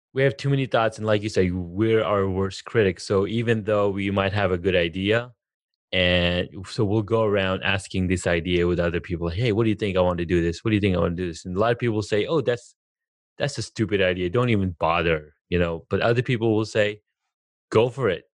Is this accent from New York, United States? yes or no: no; Southern California, United States; moved away; also born or lived in Denver; I'm from California, Southern California